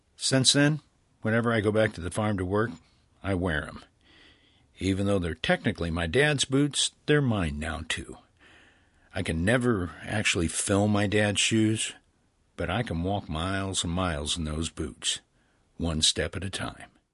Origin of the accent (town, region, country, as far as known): Midwest, United States; now in Los Angeles, United States